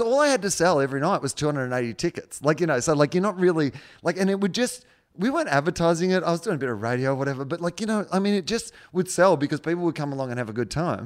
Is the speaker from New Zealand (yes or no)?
no; Australia; now in United States; I'm an Australian overseas